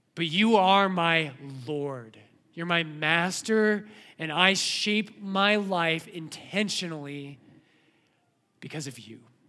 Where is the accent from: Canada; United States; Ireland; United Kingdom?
United States; Colorado; when I was a kid growing up in Colorado